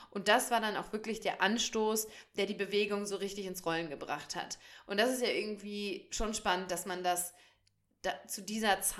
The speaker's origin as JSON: {"language": "German", "region": "North Rhine-Westphalia", "country": "Germany", "said": "ich komme aus dem Sauerland"}